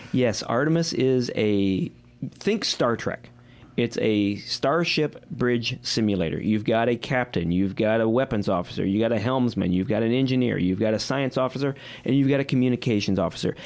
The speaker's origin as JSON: {"language": "English", "region": "Midwest", "country": "United States", "said": "I'm from the Midwest"}